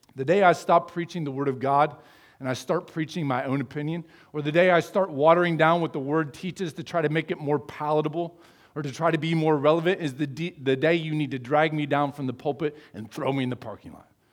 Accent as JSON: {"language": "English", "country": "United States", "tie": "born or raised there", "said": "I was born in the United States"}